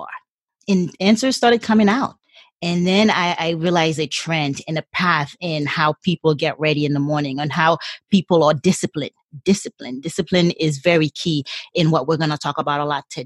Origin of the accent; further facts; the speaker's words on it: Haiti; English is a second language; now in San Diego, United States; born and raised in a third world country. I was born in Haiti